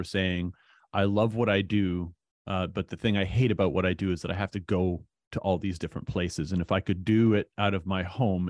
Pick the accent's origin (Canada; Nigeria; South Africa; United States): Canada; Hamilton, Ontario; I grew up in Hamilton.